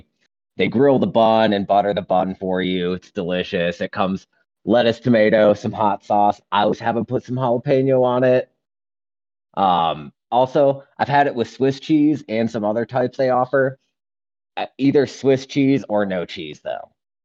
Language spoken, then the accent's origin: English; Mississippi, United States; I grew up in Mississippi.